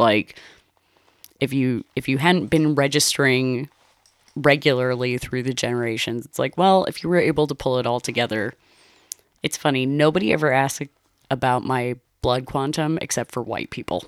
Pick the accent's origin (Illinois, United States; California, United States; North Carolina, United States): California, United States; Los Angeles; also born or lived in Shadow Hills, Los Angeles; I grew up in Los Angeles. I originally grew up in the like, in the Van Nuys area